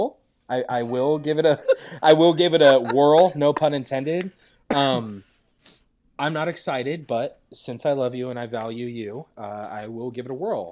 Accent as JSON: {"language": "English", "country": "United States", "said": "I'm American, not Japanese"}